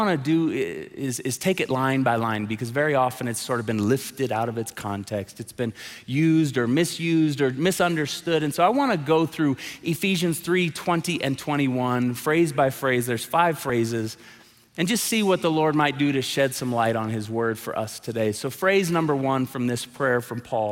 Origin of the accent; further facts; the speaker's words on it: Tulsa, Oklahoma, United States; moved away; I'm a drummer, so I grew up playing drums in Tulsa